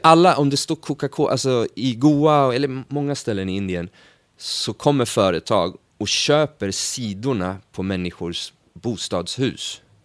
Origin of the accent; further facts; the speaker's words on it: Sweden; vi är från Sverige